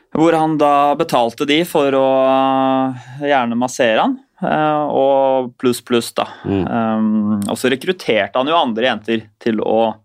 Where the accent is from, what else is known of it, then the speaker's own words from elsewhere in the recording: Oslo, Norway; vi er jo oppvokst i samme bydelen, vi. Eh, bydel 7. Jeg er jo fra Ulvøya